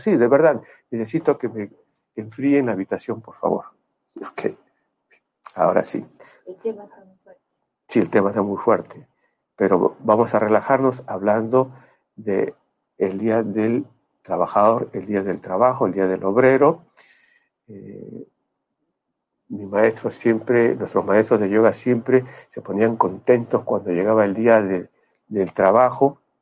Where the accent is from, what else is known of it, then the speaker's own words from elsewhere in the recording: Peru; moved away as an adult; En el año 92 yo me fui del Perú, tuve la oportunidad, la suerte de irme del Perú